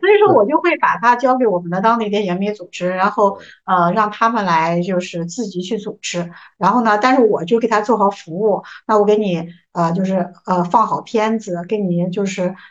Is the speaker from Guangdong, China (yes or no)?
no; Jinan, Shandong, China; 我们是，济南人，济南是，就是嗯。总体来说是比较包容、宽容的